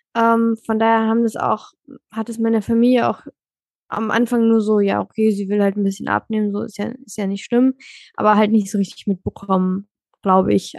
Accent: Germany; now in Hamburg, Germany; Also ich komme aus Deutschland.

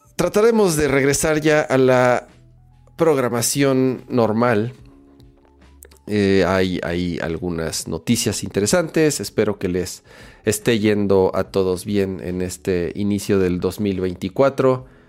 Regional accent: Mexico

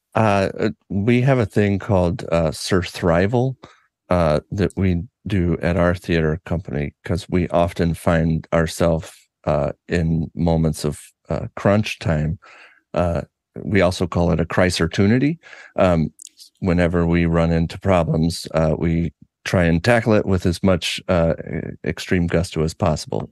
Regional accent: Arkansas, United States; moved away as an adult; also born or lived in Oklahoma / Louisville, Kentucky; now in Chicago, United States; born in Oklahoma, uh, raised in Arkansas

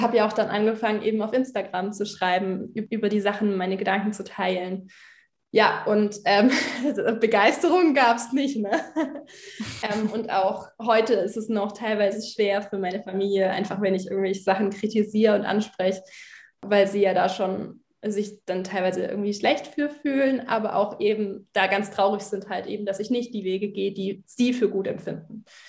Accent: Germany; Bin in einer Freikirche aufgewachsen in Deutschland.

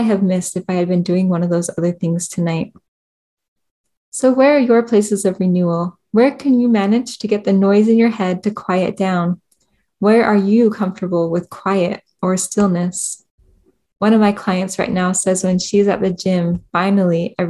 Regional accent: California, United States; moved away; also born or lived in Idaho / Utah; growing up in California

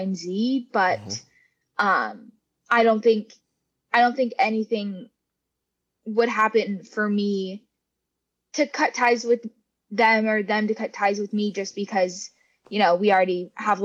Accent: Olympia, Washington, United States; growing up in the Olympia area

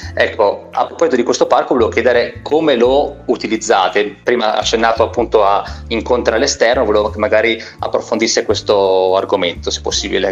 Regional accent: San Bartolomeo, Emilia-Romagna, Italy; Io sono di San Bartolomeo

